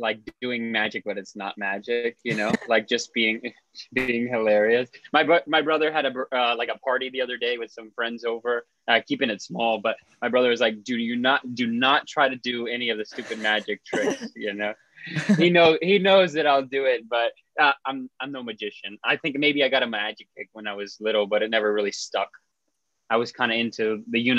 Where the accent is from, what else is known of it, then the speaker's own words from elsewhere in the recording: South Florida, United States; I'm from South Florida, which is where I am calling in from today